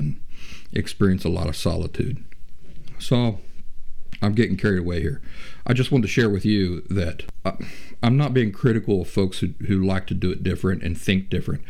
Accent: Appalachia, United States; I'm from Appalachia. I grew up in the woods, in the middle of nowhere.

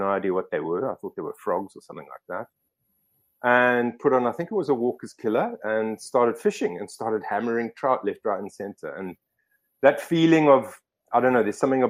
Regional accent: Gweru, Midlands, Zimbabwe; now in Paarl, South Africa; I grew up in Zimbabwe, so, and, you know, in the sort of low veld and, well, we not highlands, but the middle veld

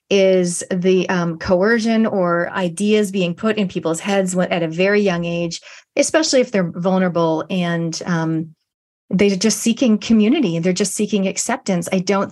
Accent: Canada; now in New Zealand; I've been in New Zealand 27 years from Canada, but my accent is, it's here to stay.

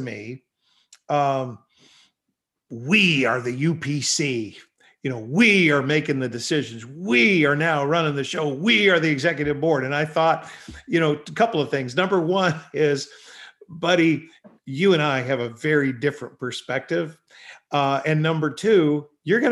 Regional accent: Canada; I'm from Canada

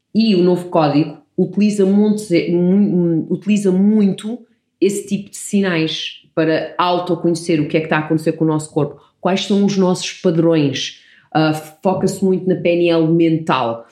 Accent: Portugal; also born or lived in Canada; Eu nasci no Canadá e quando cheguei a Portugal, os meus pais colocaram-me no colégio inglês

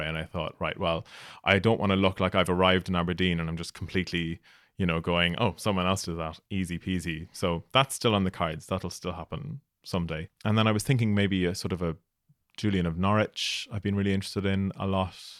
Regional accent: Ireland; moved away as an adult; also born or lived in Scotland; I was going from Ireland to do my P H D in Scotland.

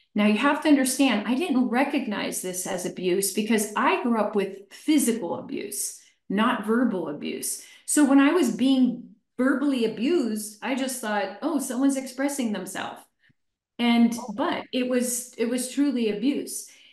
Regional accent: Chester, Pennsylvania, United States; I was born in Chester, Pennsylvania about 63 years ago. I was raised by an alcoholic mother

